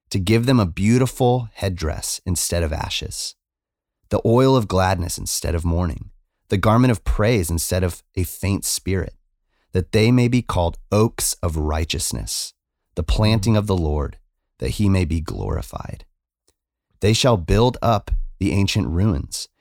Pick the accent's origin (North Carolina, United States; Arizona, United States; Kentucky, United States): Arizona, United States; moved away; I come from Arizona